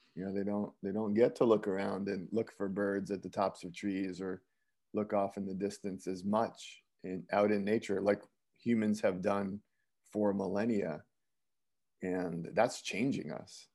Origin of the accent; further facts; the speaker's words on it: Bergen County, New Jersey, United States; moved away; also born or lived in Westwood, New Jersey / Woodcliff Lake, New Jersey / Midwest; I grew up in Bergen County, New Jersey